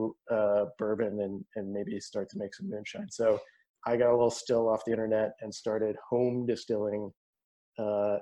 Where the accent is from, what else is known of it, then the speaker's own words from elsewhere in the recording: Eastern Kentucky, United States; moved away; I grew up in Kentucky, and I grew up in Eastern Kentucky